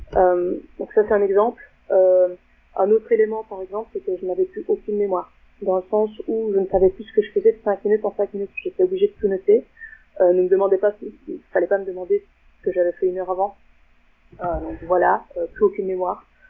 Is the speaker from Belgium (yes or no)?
yes; Belgium; je viens de Belgique.